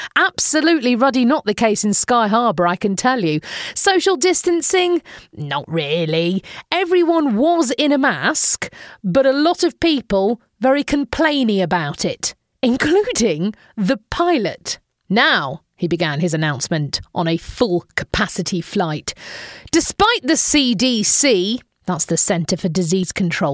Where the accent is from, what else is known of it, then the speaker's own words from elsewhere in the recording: United Kingdom; we Brits